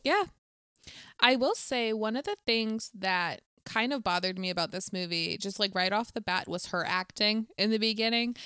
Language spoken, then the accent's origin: English; Bowie, Maryland, United States; I'm from Bowie